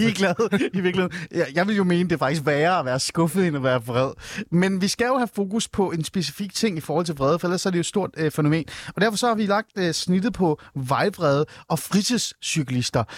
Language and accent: Danish; Denmark; vi som danskere er meget stolte af at være en cykelnation